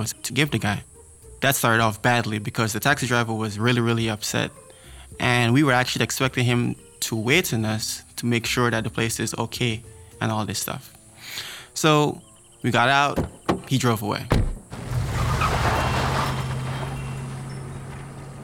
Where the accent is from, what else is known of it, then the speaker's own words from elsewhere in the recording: New York, United States; I'm from New York